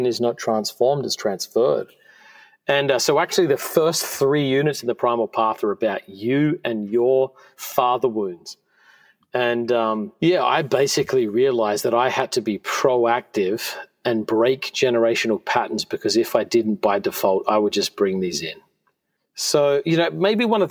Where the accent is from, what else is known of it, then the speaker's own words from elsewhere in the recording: Australia; moved away; I grew up in Australia